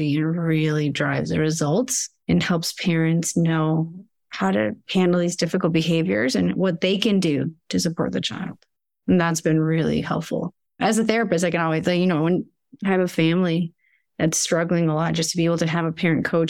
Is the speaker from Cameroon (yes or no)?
no; Argentina; moved away; I come from Argentina